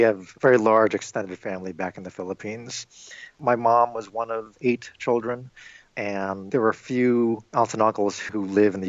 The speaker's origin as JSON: {"language": "English", "region": "New York", "country": "United States", "tie": "born or raised there", "moved": "yes", "lives_now": "Illinois, United States", "said": "I am Filipino American and I was born and raised in New York"}